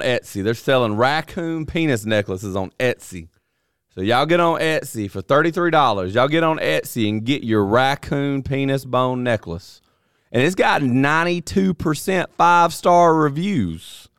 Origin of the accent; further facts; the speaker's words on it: North Alabama and Mississippi, United States; I grew up in North Alabama and Mississippi. Uh, the only two places I've ever lived.